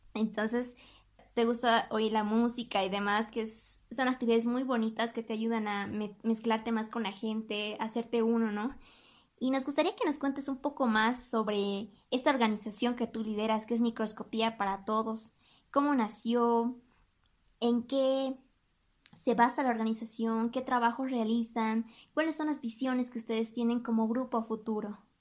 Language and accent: Spanish; Bolivia; como bolivianos y como jóvenes